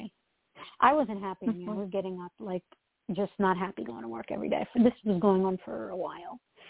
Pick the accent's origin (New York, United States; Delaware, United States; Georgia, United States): New York, United States; I'm from New York.